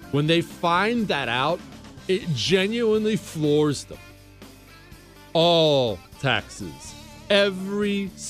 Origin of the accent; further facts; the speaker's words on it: Ohio, United States; I'm, you know, I grew up in the Rust Belt, Ohio. Blue collar Rust Belt Democrats are my people.